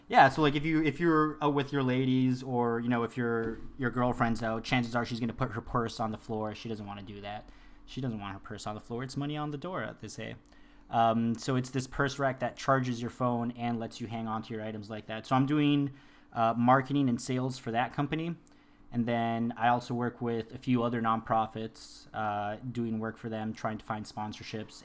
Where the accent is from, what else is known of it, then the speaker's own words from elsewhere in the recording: Worcester, Massachusetts, United States; moved away as an adult; also born or lived in Colombia; now in San Diego, United States; I was born in Colombia. I was raised in Worcester, Massachusetts